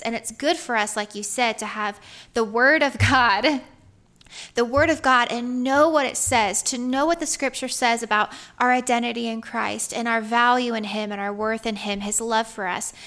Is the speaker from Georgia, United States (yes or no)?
yes; Georgia, United States; I'm from Georgia